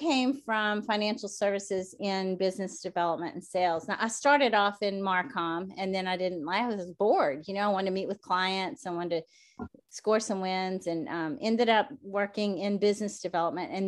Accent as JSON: {"language": "English", "region": "the South", "country": "United States", "moved": "yes", "said": "I'm from the South."}